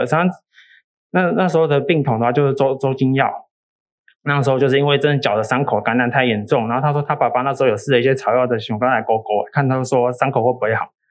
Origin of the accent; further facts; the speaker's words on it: Taiwan; 我们台湾人